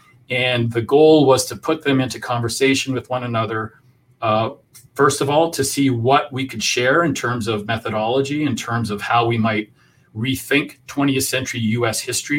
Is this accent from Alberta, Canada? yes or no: yes; Edmonton, Alberta, Canada; So growing up in Alberta, was always fascinated with the United States.